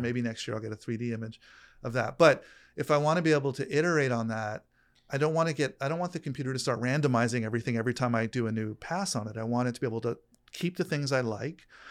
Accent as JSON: {"language": "English", "region": "New York", "country": "United States", "tie": "born or raised there", "moved": "yes", "lives_now": "California, United States", "said": "I grew up in New York"}